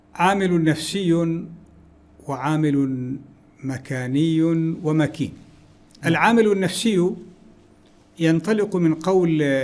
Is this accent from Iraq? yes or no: no; Wadi Mahram, Samail, Ad Dakhiliyah, Oman; moved away; also born or lived in Pemba, Tanzania; فقريتنا اسمها قرية السيح في وادي محر